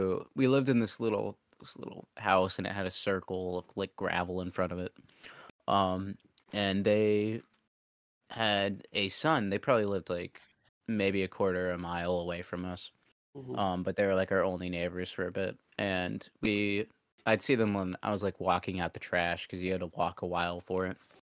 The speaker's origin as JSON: {"language": "English", "region": "Kentucky", "country": "United States", "tie": "born there", "also_born_or_lived": "Arkansas", "said": "I was born in Kentucky."}